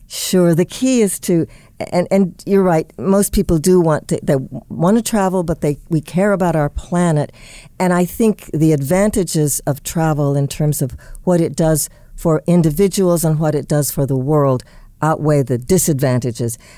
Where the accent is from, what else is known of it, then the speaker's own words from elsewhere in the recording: Indianapolis, Indiana, United States; my hometown of Indianapolis